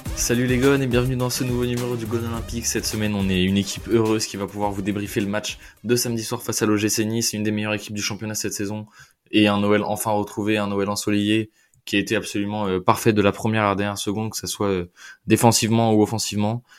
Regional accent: Lyon, Auvergne-Rhône-Alpes, France; nous avec avec …, on est on est Lyonnais pure souche

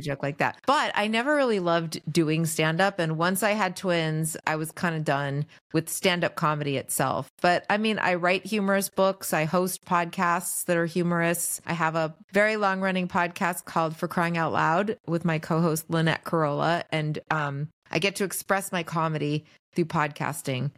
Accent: Los Angeles, California, United States; also born or lived in New York; I mostly have lived here in L

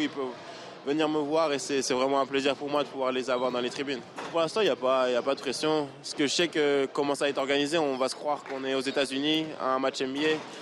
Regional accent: Paris, Île-de-France, France; now in United States; Quand j'ai grandi, il n'y avait pas de match euh, comme ça qui était à Paris

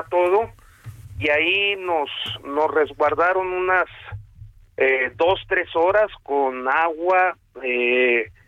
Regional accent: Baja California Sur, Mexico; Una furia que yo soy de Baja California Sur, nunca había visto.

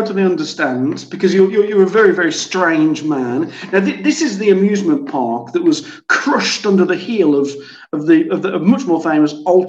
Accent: France; from France

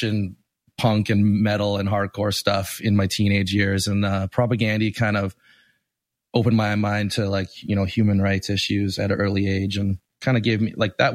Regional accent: Winnipeg, Manitoba, Canada; now in Toronto, Canada; I grew up in Winnipeg, which is a small city in the middle of Canada

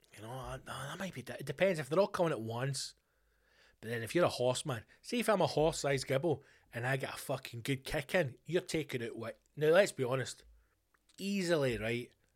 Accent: Glasgow, Scotland, United Kingdom; a Glaswegian man who enjoys a bevy and a Greg's

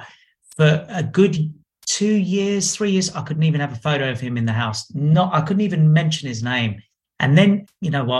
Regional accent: Australia; I'm from Australia

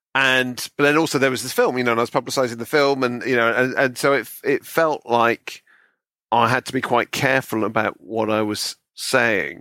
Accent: Bristol, South West England, United Kingdom; moved away; growing up in Bristol

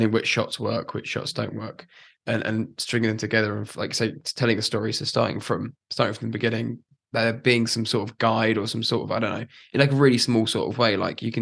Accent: United Kingdom; we're British

